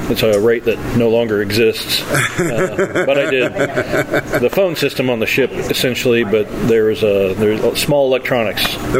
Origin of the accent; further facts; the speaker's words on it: Kansas, United States; I grew up in Kansas and in Stratford and then Springfield and small rural areas.